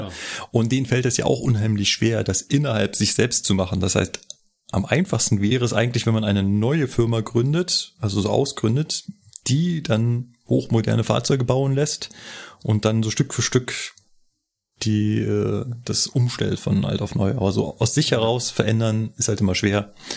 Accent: Berlin, Germany; now in Munich, Germany; bin ich Berliner und Wahlmünchner

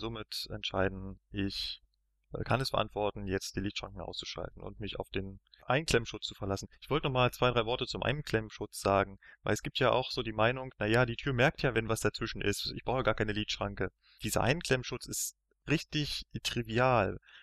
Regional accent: Berlin, Germany; ich bin in Berlin aufgewachsen

